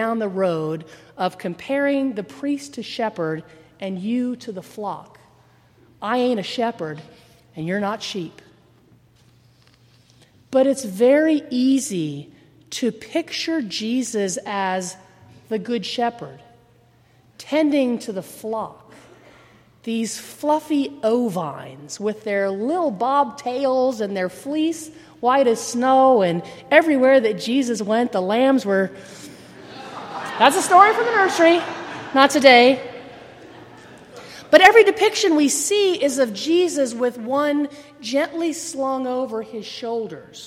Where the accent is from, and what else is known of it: United States